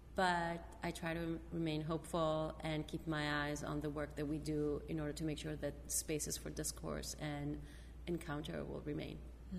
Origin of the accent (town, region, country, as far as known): Israel; now in United States